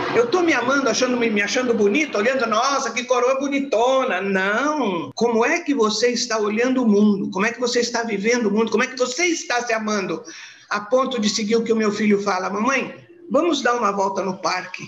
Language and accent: Portuguese; Santos, São Paulo, Brazil; Eu nasci em Santos, de uma família muito gostosa, papai e mamãe se amavam muito, a gente fez um, uma infância muito boa